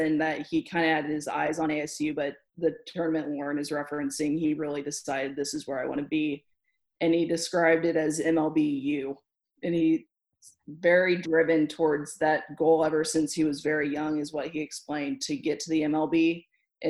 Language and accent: English; Kansas City, United States; my hometown